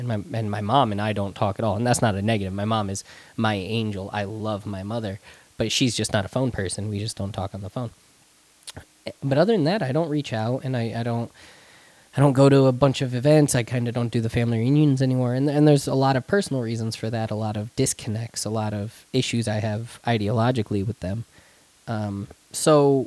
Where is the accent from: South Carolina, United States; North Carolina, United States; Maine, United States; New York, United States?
New York, United States; Spencer; moved away; the one that lives in Spencer in my hometown where my family is